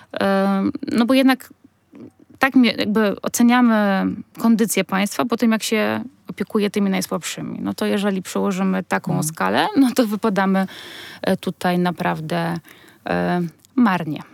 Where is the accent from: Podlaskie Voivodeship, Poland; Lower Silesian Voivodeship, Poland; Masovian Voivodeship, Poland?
Masovian Voivodeship, Poland; Warsaw; jestem, wiecie, z Warszawy